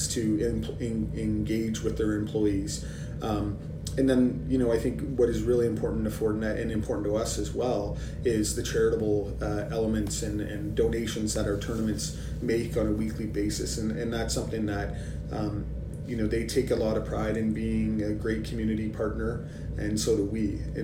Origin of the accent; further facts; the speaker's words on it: Canada; as a Canadian and working, you know, in this industry